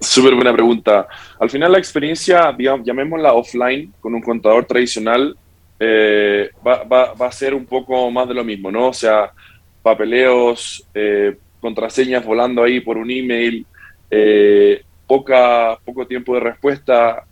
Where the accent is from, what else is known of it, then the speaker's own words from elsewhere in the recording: Santiago, Santiago Metropolitan Region, Chile; also born or lived in California, United States; now in Spain; Yo nací en Estados Unidos. Luego me crié en Santiago de Chile y actualmente vivo hace tres años en España